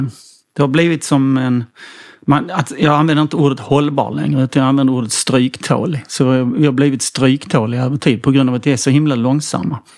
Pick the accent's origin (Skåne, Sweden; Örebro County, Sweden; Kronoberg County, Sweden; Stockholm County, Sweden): Skåne, Sweden; Helsingborg